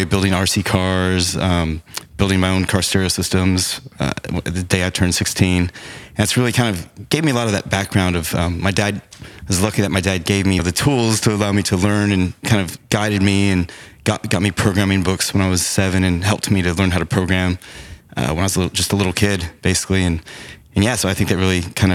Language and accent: English; Arlington, Texas, United States; also born or lived in Chicago, Illinois; I grew up in Arlington, where the Dallas Cowboys Stadium is